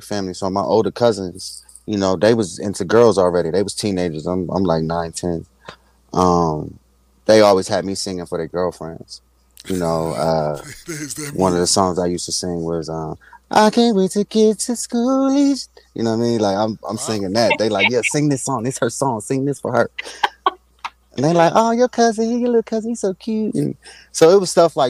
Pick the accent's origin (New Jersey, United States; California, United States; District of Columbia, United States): District of Columbia, United States; Washington; moved away as an adult; I'm from Washington, D.C.